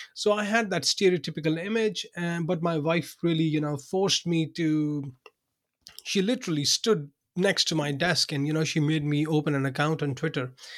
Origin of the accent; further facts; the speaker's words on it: Pakistan; English is a second language; moved away as an adult; also born or lived in Binghamton, New York, United States; now in Denmark; I was born in Pakistan. I worked there for, um, you know, for the first thirty, thirty-two years of my life